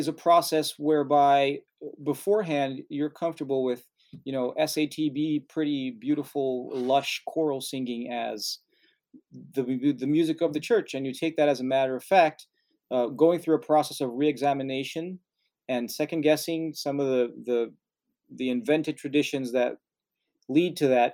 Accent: Brazil; moved away; I'm from Brazil

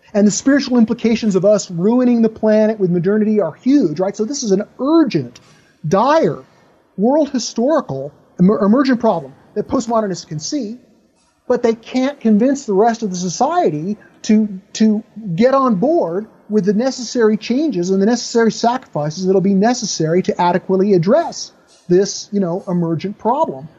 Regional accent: United States; I'm an American, I live in American culture

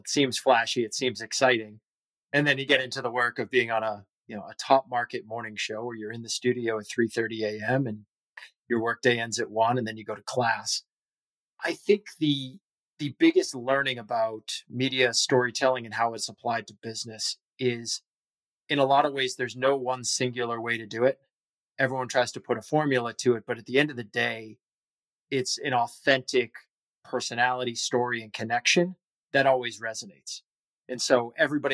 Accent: Boston, Massachusetts, United States; born and raised here in Boston

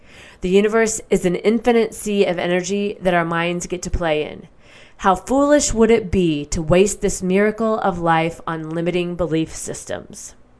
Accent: Midwest, United States; I feel like I always say the vowels differently because of the way I grew up in the Midwest and we have very neutral, it seems, I don't know, the language.

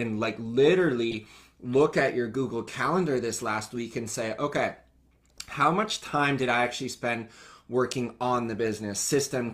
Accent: Canada; I came back to my hometown in Canada

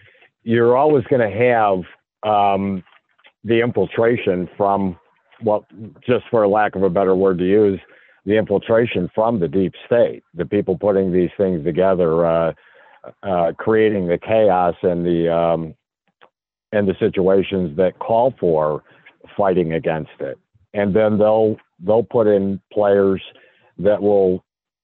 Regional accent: Chicago, Illinois, United States; I'm from Chicago, and I find myself investigating the corruption in Chicago

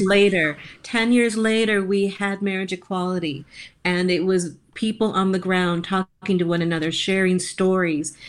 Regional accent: Iowa, United States; growing up in Iowa in a Roman Catholic setting

